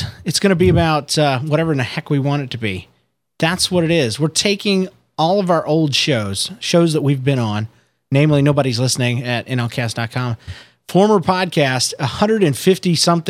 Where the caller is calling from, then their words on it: St. Petersburg, Florida, United States; I'm recording from St. Petersburg, Florida.